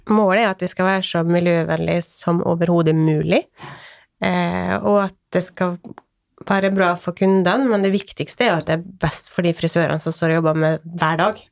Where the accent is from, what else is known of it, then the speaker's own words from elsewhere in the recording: Åndalsnes, Møre og Romsdal, Norway; now in Sørlandet, Norway; Jeg er opprinnelig fra Åndalsnes